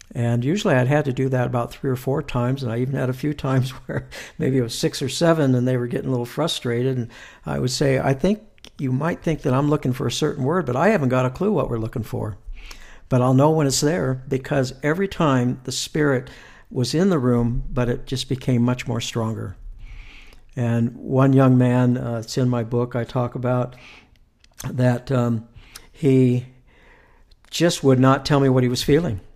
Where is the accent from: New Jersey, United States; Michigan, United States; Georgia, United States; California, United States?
California, United States; Southern; moved away as an adult; now in Utah, United States; I'm from California, born and raised mm-hmm. there, uh, Southern California